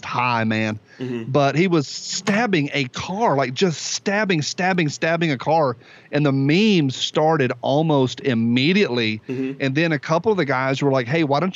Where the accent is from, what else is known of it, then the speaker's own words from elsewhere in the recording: Tennessee, United States; I'm from Tennessee